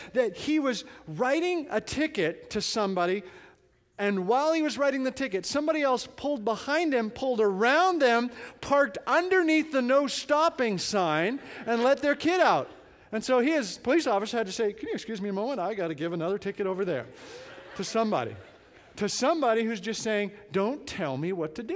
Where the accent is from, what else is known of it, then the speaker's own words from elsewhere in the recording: Canada; now in United States; I'm from Canada